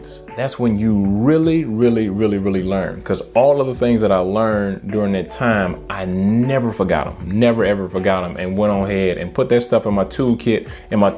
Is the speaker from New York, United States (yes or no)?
no; Detroit, Michigan, United States; born or raised there; moved away as an adult